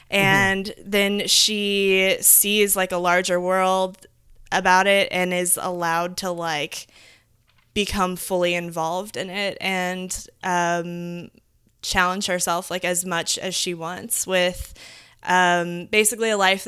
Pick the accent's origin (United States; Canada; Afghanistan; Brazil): United States; Midwest; So and as modern as we are, like growing up in the Midwest, like you still kind of feel like there's a certain thing that you get to do when you grow up